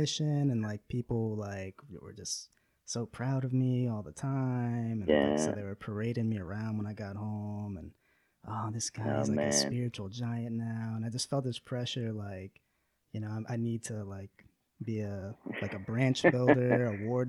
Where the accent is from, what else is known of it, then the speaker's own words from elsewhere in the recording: Destin, Florida, United States; moved away; also born or lived in Utah; I'm from, I guess, the Destin area. People might be more familiar with that. But if you know Pensacola, like Pensacola Beach in the Panhandle.